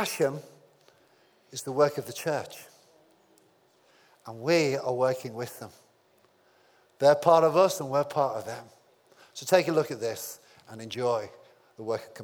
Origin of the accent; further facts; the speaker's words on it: United Kingdom; I'm British